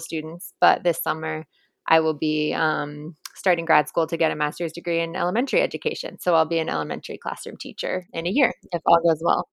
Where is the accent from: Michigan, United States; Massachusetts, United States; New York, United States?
Massachusetts, United States; Cambridge; I'm from Cambridge, Mass.